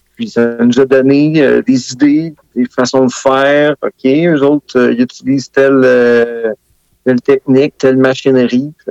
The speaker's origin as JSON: {"language": "French", "town": "Sainte-Anne-des-Plaines", "region": "Quebec", "country": "Canada", "said": "Je viens de Saint-Anne-des-Plaines une euh, ancienne capitale de la fraise"}